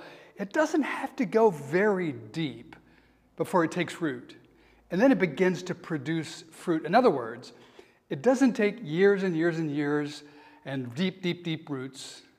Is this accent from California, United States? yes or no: no; Georgia, United States; moved away; My home state of Georgia is called the Peach State.